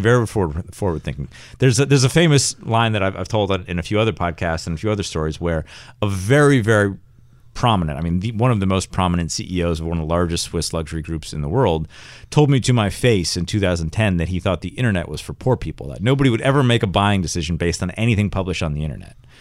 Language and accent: English; Rochester, New York, United States; I'm from Rochester, which is not anywhere near Westchester